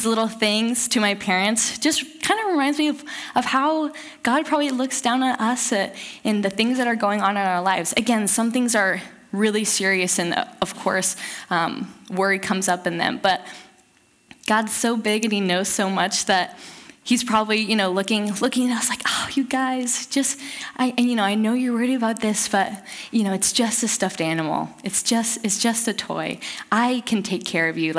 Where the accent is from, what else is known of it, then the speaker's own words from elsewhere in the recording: Southern California, United States; moved away as an adult; now in Eugene, United States; I grew up in Southern California and moved up here to go to school in Eugene, Oregon